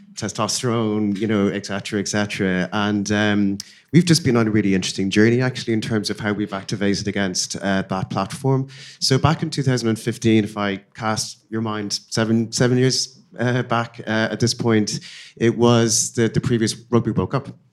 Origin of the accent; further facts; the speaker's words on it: Dublin, Leinster, Ireland; moved away as an adult; my hometown is Dublin